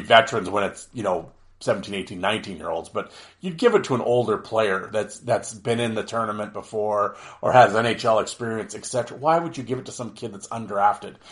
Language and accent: English; Canada; I'm Canadian